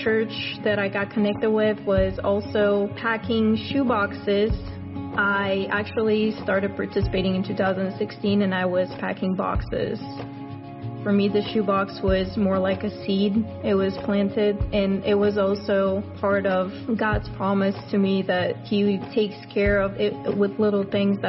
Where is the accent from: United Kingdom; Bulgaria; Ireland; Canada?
Bulgaria; born and raised in Bulgaria. Living in my country was really difficult.